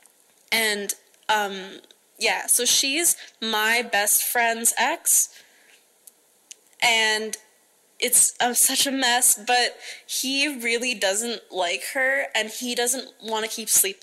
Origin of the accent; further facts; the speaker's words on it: Alberta, Canada; I'm from Alberta, Canada.